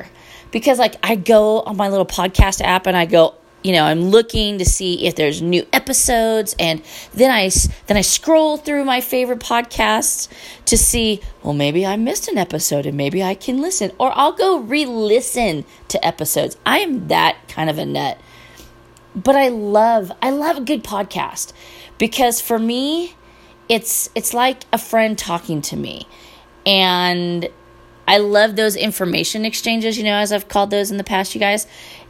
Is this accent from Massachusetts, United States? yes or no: no; Petaluma, California, United States; one of the hosts of My Favorite Murder is from my hometown. So that's kind of awesome. And before you ask, no, I don't know her. I don't remember. Petaluma was small when I was growing up, but it's kind of big now.